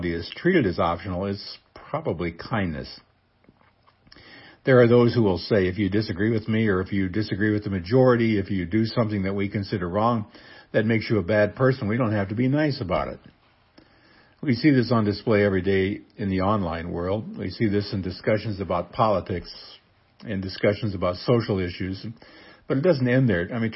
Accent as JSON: {"language": "English", "town": "Seward", "region": "Nebraska", "country": "United States", "tie": "born or raised there", "moved": "yes", "said": "Seward, Nebraska, my hometown"}